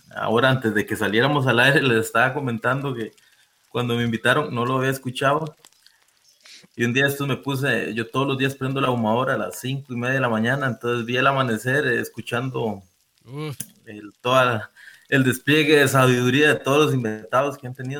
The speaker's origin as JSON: {"language": "Spanish", "town": "San Vito", "region": "Puntarenas", "country": "Costa Rica", "said": "yo soy de San Vito Cotobruz también"}